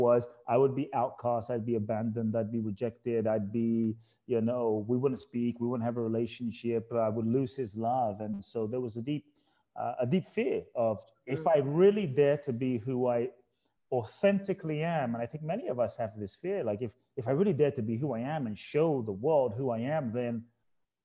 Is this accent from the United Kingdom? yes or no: yes; London, United Kingdom; born or raised there; moved away; also born or lived in Ghana